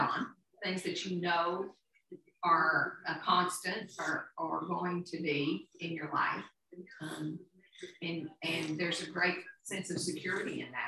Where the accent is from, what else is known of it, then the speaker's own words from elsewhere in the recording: Appalachia, United States; Being Appalachian means being grounded